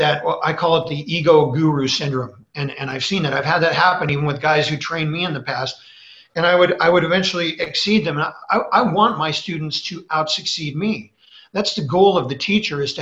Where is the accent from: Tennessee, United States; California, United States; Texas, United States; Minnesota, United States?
California, United States; Los Angeles; growing up in Hollywood